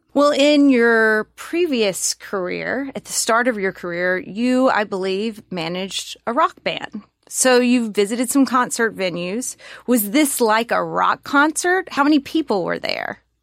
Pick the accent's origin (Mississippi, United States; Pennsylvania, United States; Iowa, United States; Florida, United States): Mississippi, United States; my lovely home state